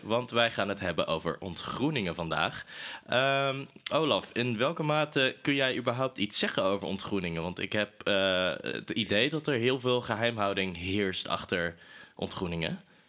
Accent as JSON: {"language": "Dutch", "town": "Breda", "region": "North Brabant", "country": "Netherlands", "moved": "yes", "said": "ik kom oorspronkelijk uit Breda"}